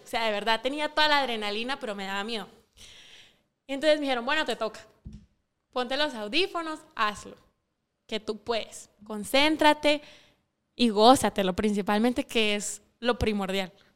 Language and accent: Spanish; Sanarate, El Progreso, Guatemala; yo no soy de la capital, yo soy de Sanarate el Progreso.